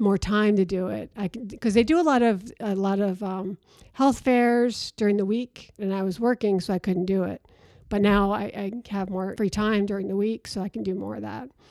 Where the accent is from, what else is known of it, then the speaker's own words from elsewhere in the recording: Rome, New York, United States; moved away; also born or lived in Virginia; I'm from Rome, New York. So it was a bunch of Italians, of course, in Rome